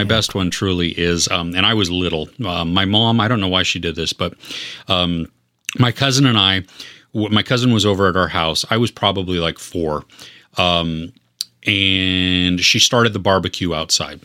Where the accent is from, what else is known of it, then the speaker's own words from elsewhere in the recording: United States; I grew up in the United States